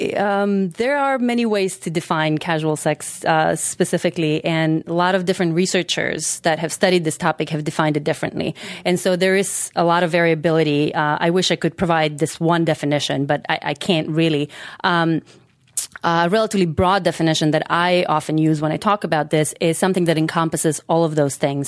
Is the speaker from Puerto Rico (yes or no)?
no; North Macedonia; moved away